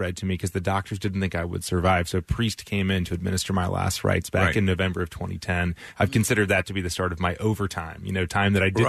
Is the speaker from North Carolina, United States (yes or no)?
yes; North Carolina, United States; moved away as an adult; also born or lived in Philadelphia area; now in Philadelphia, United States; So I grew up in North Carolina, but I came here for medical school. So I've been here since 2008.